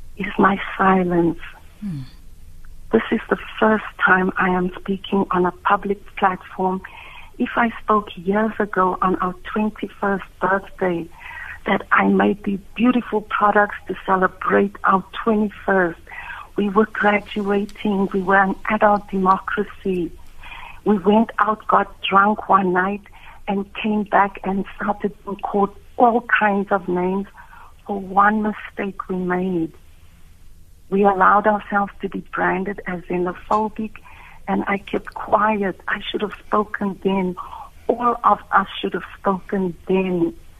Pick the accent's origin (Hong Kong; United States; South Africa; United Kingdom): South Africa; me as a South African with a small business